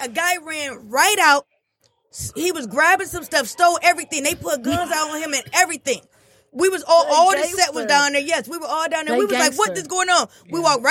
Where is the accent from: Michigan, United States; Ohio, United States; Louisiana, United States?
Michigan, United States; Detroit; moved away; I grew up in Detroit, and I'm very proud of it. Very proud. Doesn't matter where I move at.